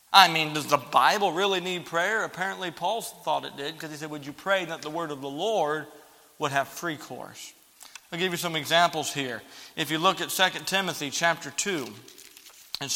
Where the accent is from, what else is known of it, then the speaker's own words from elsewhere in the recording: the South, United States; growing up in the South, you hear a lot of funny things with Southern preachers